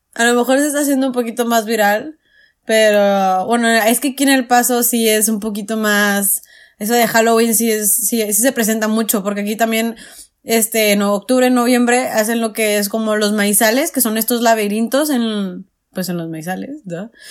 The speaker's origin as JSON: {"language": "Spanish", "town": "Ciudad Juárez", "region": "Chihuahua", "country": "Mexico", "tie": "born or raised there", "said": "en, en Juárez sí se festeja todavía, o sea, yo de chiquita en mis calles sí se festejaba mucho"}